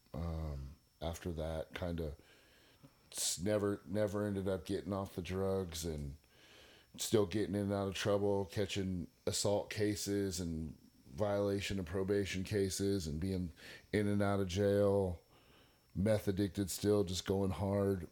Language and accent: English; Northern California, United States; moved away as an adult; also born or lived in San Mateo, California / Stockton, California; now in Eastland, United States; I was born in San Mateo, California, um, June nineteenth, nineteen seventy-eight. I'm forty-three. I was raised by my father